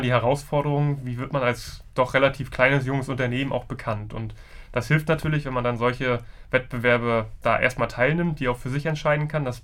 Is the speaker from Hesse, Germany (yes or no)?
no; Rostock, Mecklenburg-Vorpommern, Germany; Ich komme ja ursprünglich aus Rostock, aber die Gründerszene in Mecklenburg-Vorpommern ist dann doch gut vernetzt